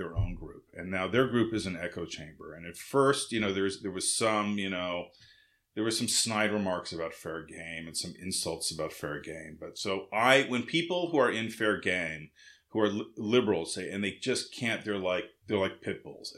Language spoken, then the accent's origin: English; West Coast, United States; moved away; also born or lived in Massachusetts; I grew up on the West Coast